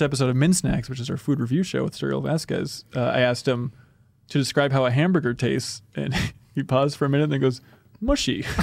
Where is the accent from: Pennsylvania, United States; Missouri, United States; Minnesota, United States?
Minnesota, United States; New London; born or raised there